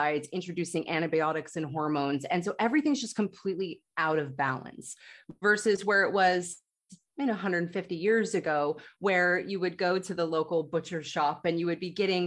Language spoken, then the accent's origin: English; United States; growing up in the United States